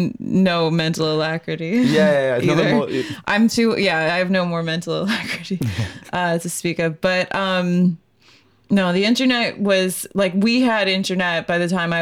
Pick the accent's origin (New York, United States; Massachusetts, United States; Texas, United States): New York, United States; moved away as an adult; also born or lived in Colorado; Because I'm from New York.